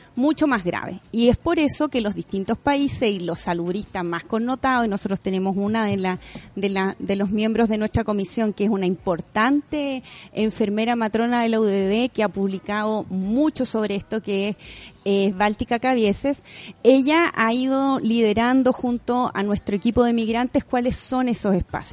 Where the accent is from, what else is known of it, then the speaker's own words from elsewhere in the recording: Chile; como mujer, como chilena